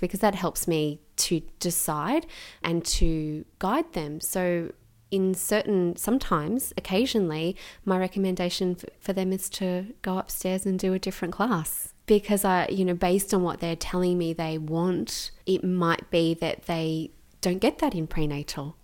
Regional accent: Gippsland, Victoria, Australia; also born or lived in Melbourne; I grew up in Gippsland in, um, in Victoria

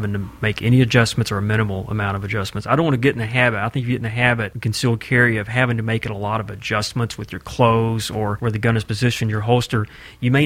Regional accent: Tennessee, United States; I'm from Tennessee.

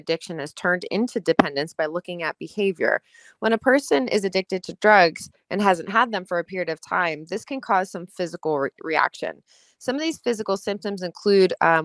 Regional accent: United States; I am your American dental hygiene host

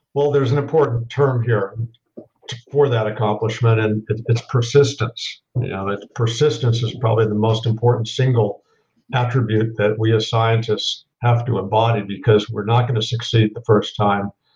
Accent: Los Angeles, California, United States; moved away as an adult; also born or lived in East Coast, United States; I grew up in West Los Angeles

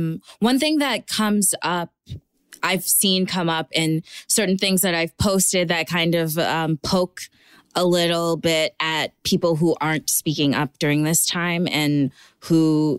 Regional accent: Minnesota, United States; I grew up in Minnesota, in Trump country, literally, and 20 minutes away is where George Floyd was murdered.

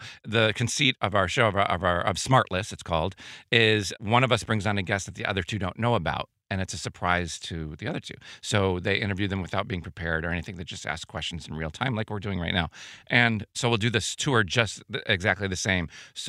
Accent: Chicago, Illinois, United States; That's my hometown.

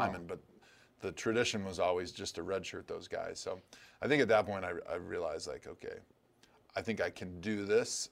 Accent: Wisconsin, United States; a kid growing up in Wisconsin

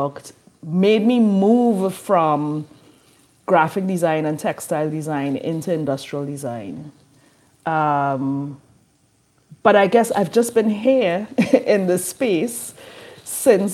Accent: Trinidad & Tobago; now in New Orleans, United States; I'm from Trinidad and Tobago in the Caribbean, and in that education system, we specialize really early

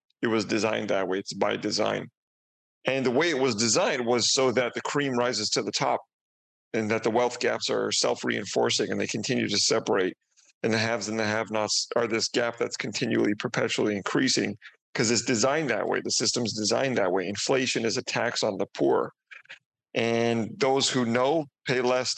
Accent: Canada; moved away as an adult; now in Mexico; I'm Canadian, coming from Canada, but I'm actually in Mexico right now

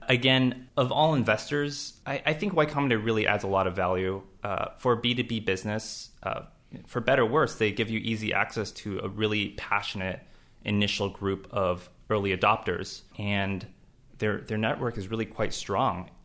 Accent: Los Angeles, California, United States; moved away; I grew up in Los Angeles

